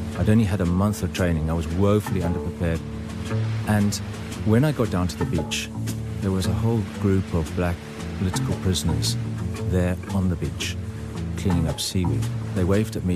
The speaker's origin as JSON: {"language": "English", "country": "South Africa", "tie": "born or raised there", "also_born_or_lived": "Grahamstown, South Africa / Cape Town, South Africa", "said": "I moved from Grahamstown in 1986 to Cape Town, and I went to a school which was ideally situated."}